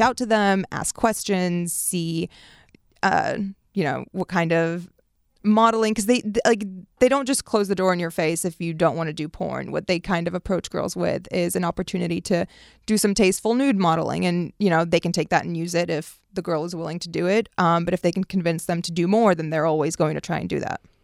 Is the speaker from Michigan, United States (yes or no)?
no; Washington, District of Columbia, United States; also born or lived in Beirut, Lebanon; moving to America the year nine eleven happens and growing up in D C